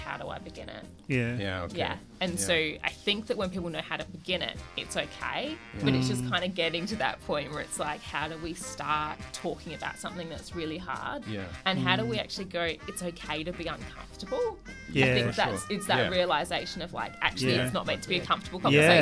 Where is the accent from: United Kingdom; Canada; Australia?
Australia; Perth, Western Australia; I was raised in Perth